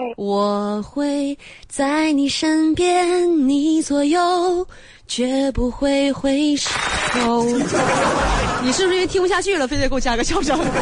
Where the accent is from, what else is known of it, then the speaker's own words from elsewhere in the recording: Northeast China, China; accent: 大碴子味儿 (Northeastern/Dongbei); 我这一嘴大碴子味儿